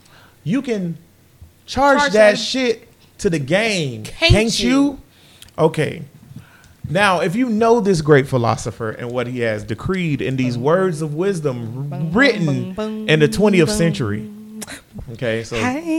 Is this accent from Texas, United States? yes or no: yes; Texas, United States; Hey, I'm a Texan.